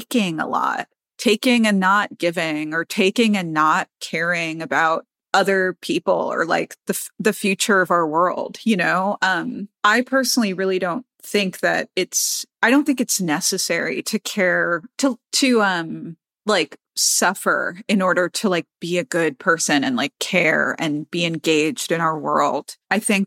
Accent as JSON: {"language": "English", "town": "New York City", "region": "New York", "country": "United States", "said": "I'm a New Yorker"}